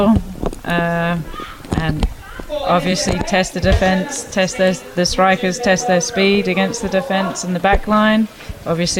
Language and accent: English; Sydney, New South Wales, Australia; I am from Manly Warringah